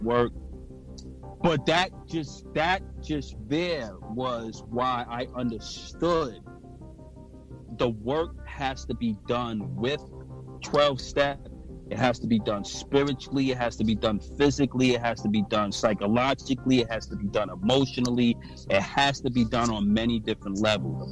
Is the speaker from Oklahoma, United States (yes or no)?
no; New York City, New York, United States; I'm from New York and Brooklyn